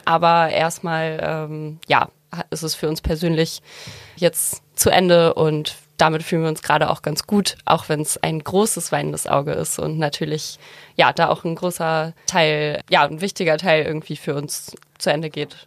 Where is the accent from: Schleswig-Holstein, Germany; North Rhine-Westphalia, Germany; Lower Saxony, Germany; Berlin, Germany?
Schleswig-Holstein, Germany; Heide; ich komme aus Heide